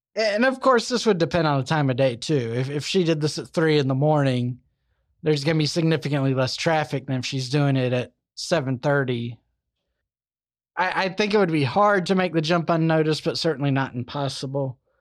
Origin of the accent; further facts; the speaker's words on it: Alabama, United States; Good old Alabama, my home state